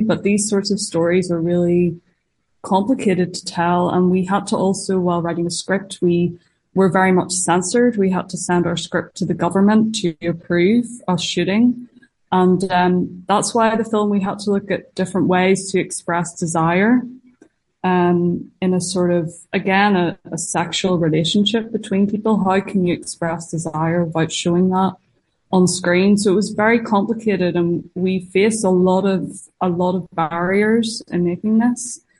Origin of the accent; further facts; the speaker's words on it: Northern Ireland, United Kingdom; I'm a Northern Irish filmmaker